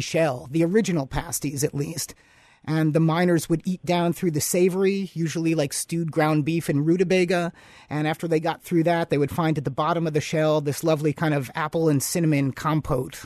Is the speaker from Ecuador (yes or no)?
no; Chicago, Illinois, United States; now in Upper Peninsula, Michigan, United States; I'm originally from Chicago